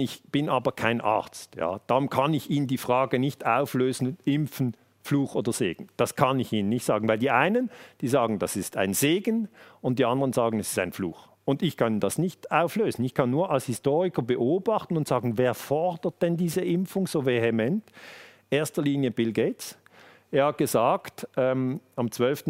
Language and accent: German; Switzerland; wir sind hier in der Schweiz, ich bin in der Schweiz geboren